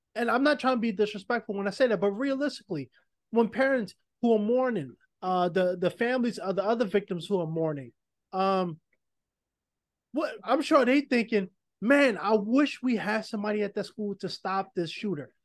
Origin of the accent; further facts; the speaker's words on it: New York, United States; I'm from New York. I grew up in the projects